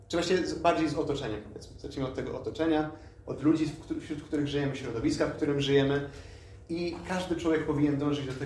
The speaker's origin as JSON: {"language": "Polish", "town": "Lublin", "region": "Lublin Voivodeship", "country": "Poland", "tie": "born or raised there", "also_born_or_lived": "Poznań", "moved": "as an adult", "lives_now": "Wrocław, Poland", "said": "jestem w połowie Palestyńczykiem, w połowie Polakiem. Urodziłem się w Polsce, w Lublinie konkretnie, więc w sumie tak jestem z dość daleka. I tak jak już zostało powiedziane, jestem tutaj imamem we wrocławskim meczecie"}